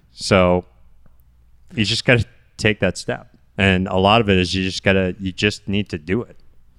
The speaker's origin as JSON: {"language": "English", "region": "Northwest Ohio", "country": "United States", "tie": "born or raised there", "moved": "yes", "said": "I grew up in Northwest Ohio, in a culture of Jell-O salads and potato chip casseroles."}